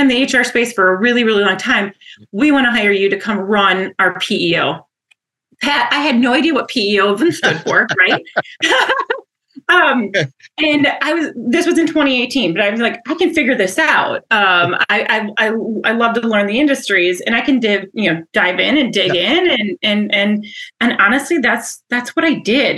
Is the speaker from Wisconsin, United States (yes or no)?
yes; Wausau, Wisconsin, United States; moved away as an adult; also born or lived in Minnesota; I'm from Wisconsin, born and raised, and uh, in from Wausau, which is a uh, center of the state, and have an identical twin and an older sister, and grew up there